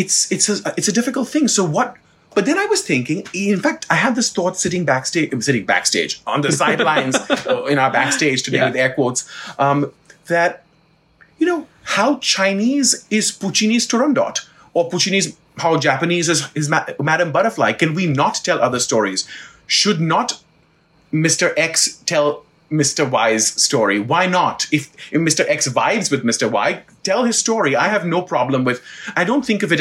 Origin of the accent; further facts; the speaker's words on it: Mumbai, Maharashtra, India; now in United States; I am from Bombay